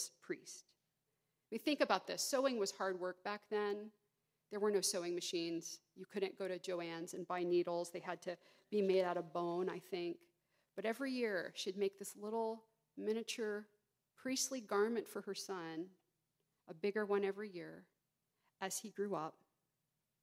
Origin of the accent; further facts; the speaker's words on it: Georgia, United States; moved away; I grew up in Georgia